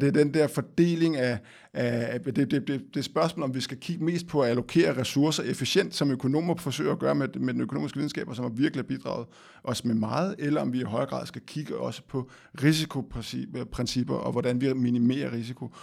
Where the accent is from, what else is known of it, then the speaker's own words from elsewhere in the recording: Denmark; vi som danskere